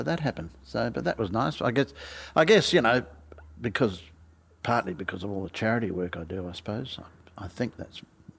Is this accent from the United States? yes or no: no; New Zealand; now in Australia; I'm a Kiwi. I'm naturalised Australian.